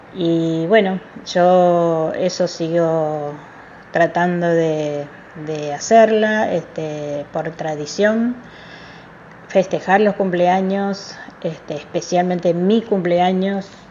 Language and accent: Spanish; Paraguay; now in Argentina; yo he nacido en Paraguay, soy naturalizada argentina